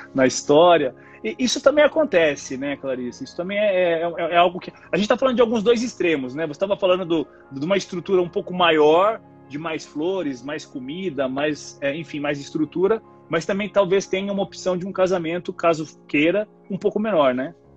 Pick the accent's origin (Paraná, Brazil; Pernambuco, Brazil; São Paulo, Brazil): São Paulo, Brazil; interior of São Paulo state, Brazil; sou do interior do estado de São Paulo